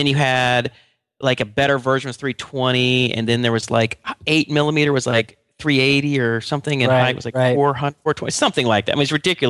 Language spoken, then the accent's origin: English; Atlanta, Georgia, United States; Mitchell and I grew up together in Atlanta.